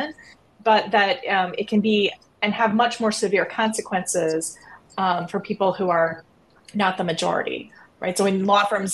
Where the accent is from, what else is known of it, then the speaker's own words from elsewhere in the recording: Iowa, United States; moved away; the reason I got admitted to the University of Chicago Law School was because I was from Iowa